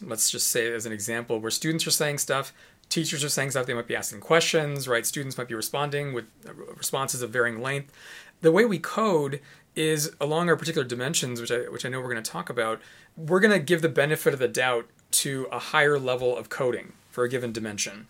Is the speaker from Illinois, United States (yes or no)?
yes; Chicago, Illinois, United States; moved away; I'm from Chicago originally.